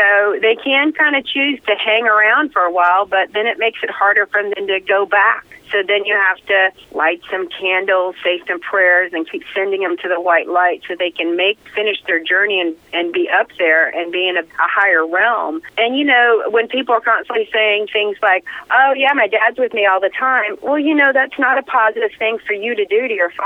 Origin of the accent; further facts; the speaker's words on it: the South, United States; I'm from the South